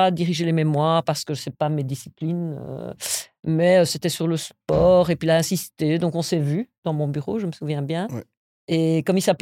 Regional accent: Belgium; also born or lived in United States; étant venu en Belgique, euh, je suis né aux États-Unis, étant venu en Belgique à l'âge de 6 ans

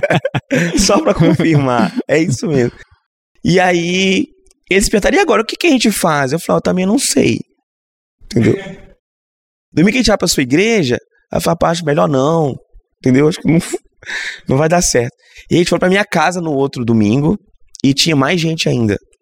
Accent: Governador Valadares, Minas Gerais, Brazil; now in Vitória, Brazil; eu sou de Valadares, Minas Gerais, então eu sou mineiro, então tô sempre em casa aqui

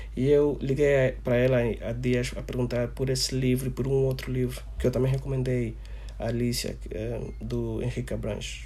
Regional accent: Angola; o nosso amor, a nossa autoestima enquanto angolanos

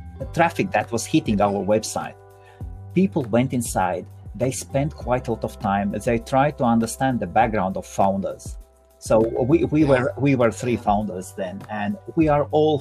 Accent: Latvia; also born or lived in South Korea / United States; now in London, United Kingdom; originally I'm from Latvia.

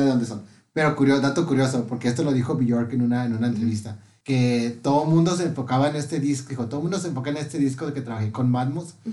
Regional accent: Tecate, Baja California, Mexico; soy de Tecate

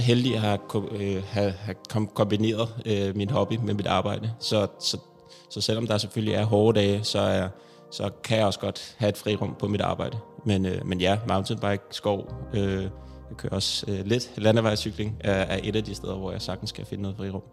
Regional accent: Copenhagen, Capital Region of Denmark, Denmark; Jeg er øh, født og vokset i København

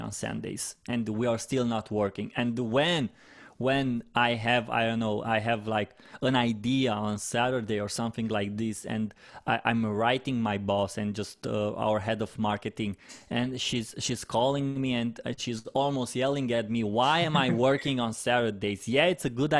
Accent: Romania; first language Romanian; English is a second language; It's in my native language in Romania

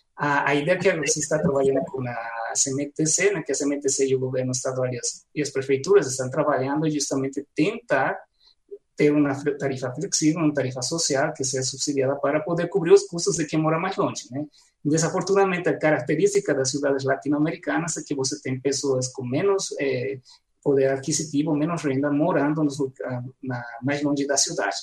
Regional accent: La Paz, Bolivia; Portuguese is a second language; now in Goiânia, Brazil; na minha cidade natal, em La Paz

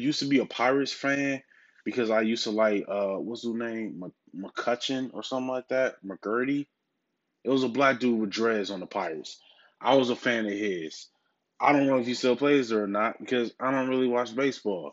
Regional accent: Milwaukee, Wisconsin, United States; my hometown team, the Milwaukee Bucks

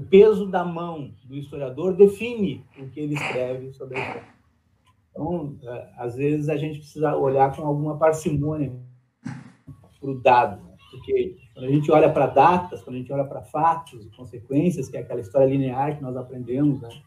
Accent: Rio Grande do Sul, Brazil; o meu currículo era ser rio-grandense

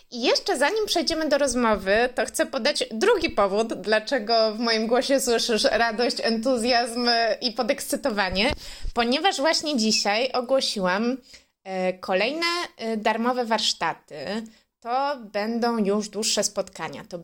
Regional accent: Wrocław, Lower Silesian Voivodeship, Poland; born there; Ja akurat nie mam takiego doświadczenia, bo we Wrocławiu się urodziłam, z którego e, w tym roku właściwie się wymeldowałam i uciekłam do lasu.

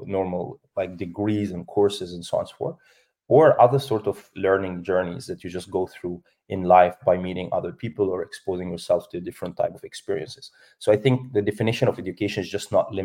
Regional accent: Egypt; also born or lived in Spain / Ireland / Italy; now in Dubai, United Arab Emirates; I'm from Egypt

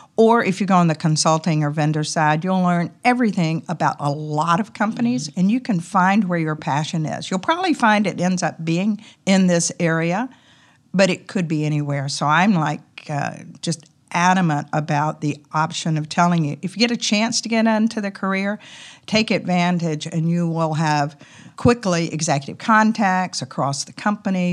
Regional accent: the South, United States; accent: Southern; my Southern accent

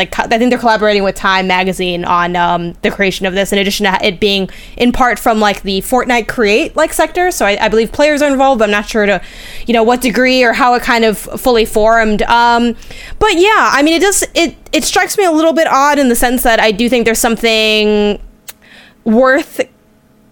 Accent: United States; as an American

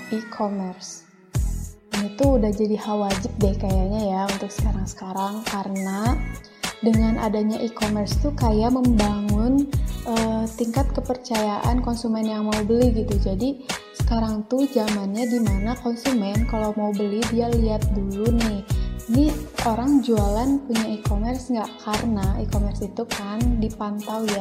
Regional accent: Bandung, West Java, Indonesia; Sudah jelas dong ya, berarti asalku dari Bandung.

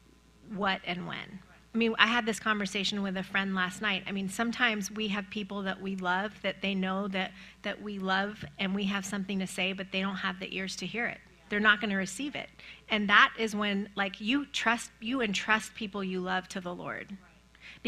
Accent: Iran; moved away; I'm from Iran

